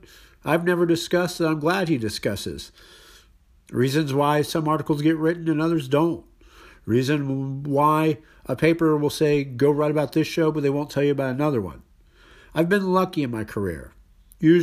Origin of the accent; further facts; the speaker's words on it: Houston, Texas, United States; I'm from Houston.